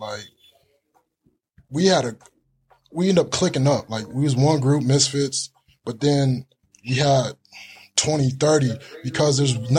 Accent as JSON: {"language": "English", "town": "Gilbert", "region": "Arizona", "country": "United States", "tie": "born or raised there", "said": "I grew up in Gilbert"}